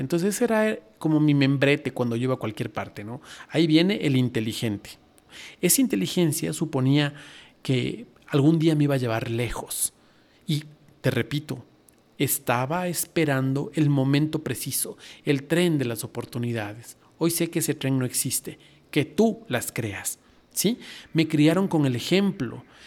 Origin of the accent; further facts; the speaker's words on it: Ecuador; la, moneda en esa época en mi país era el sucre